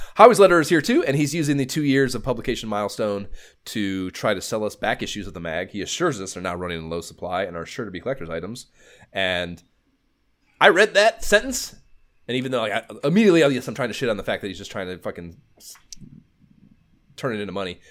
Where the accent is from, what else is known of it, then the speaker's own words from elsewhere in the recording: near Cleveland, Ohio, United States; I'm thirty minutes from Cleveland